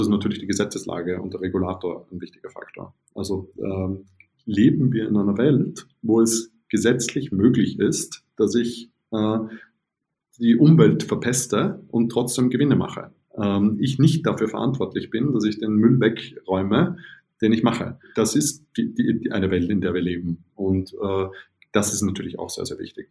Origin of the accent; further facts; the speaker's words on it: Vienna, Austria; now in Berlin, Germany; ich bin ja Wiener